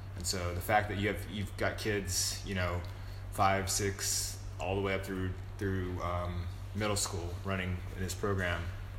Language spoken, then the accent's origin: English; Virginia, United States; now in Tennessee, United States; when I grew up in Virginia